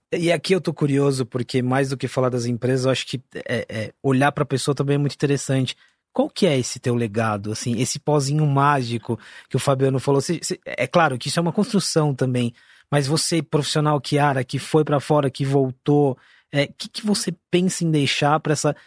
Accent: Osasco, São Paulo, Brazil; eu sou da periferia de Osasco

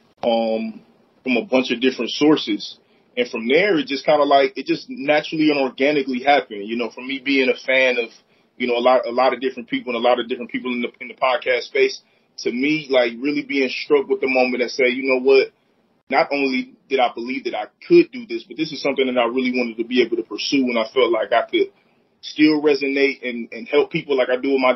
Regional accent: Akron, Ohio, United States; also born or lived in Copley, Ohio; I'm born and raised here in Akron, Ohio

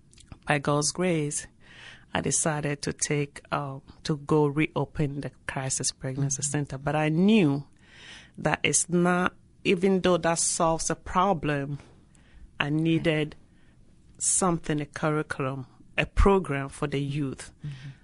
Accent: Ghana; moved away as an adult; now in Reynoldsburg, United States; I came from Ghana in 1996.

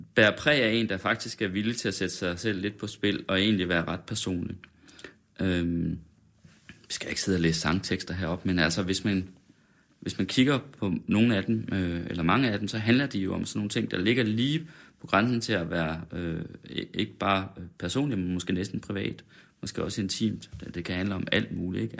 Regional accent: West Jutland, Central Denmark Region, Denmark; men jeg er også fra Vestjylland

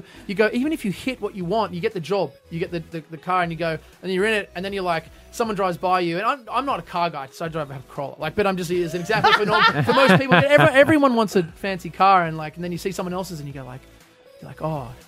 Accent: Australia; as an Australian

